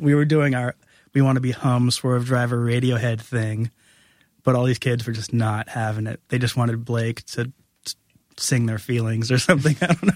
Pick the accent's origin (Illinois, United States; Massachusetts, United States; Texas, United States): Massachusetts, United States; New Bedford; also born or lived in Providence, Rhode Island; I'm from New Bedford, Massachusetts